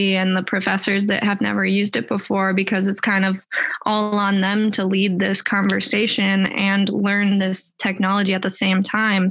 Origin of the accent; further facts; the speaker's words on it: Minnesota, United States; I grew up in Minnesota, a small town just west of the Twin Cities